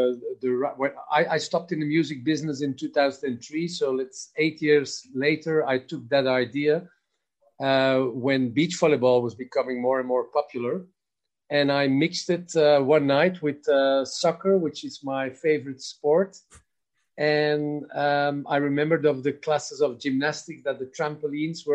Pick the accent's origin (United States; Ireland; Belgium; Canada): Belgium; moved away as an adult; now in Spain; originally I'm from Belgium, although I live 23 years in Spain now.